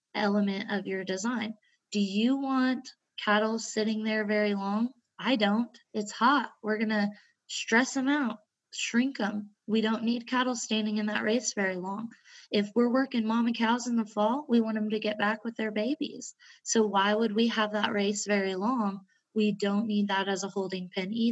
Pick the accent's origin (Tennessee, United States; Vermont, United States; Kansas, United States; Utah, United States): Kansas, United States; Southwest; growing up in Southwest Kansas